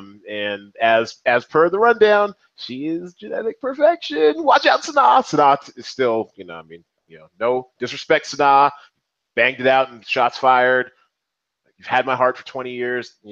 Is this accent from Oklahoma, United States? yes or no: no; Seattle, Washington, United States; now in Las Vegas, United States; I'm from Seattle originally